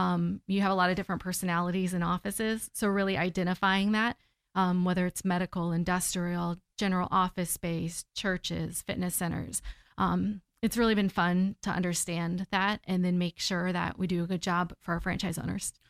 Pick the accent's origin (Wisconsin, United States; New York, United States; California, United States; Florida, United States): Florida, United States; Central; also born or lived in Texas; I'm from here. I grew up in Central Florida.